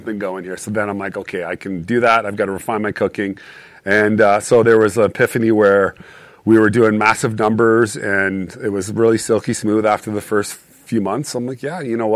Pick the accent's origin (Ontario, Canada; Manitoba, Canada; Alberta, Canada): Alberta, Canada; Calgary; moved away; I grew up in Calgary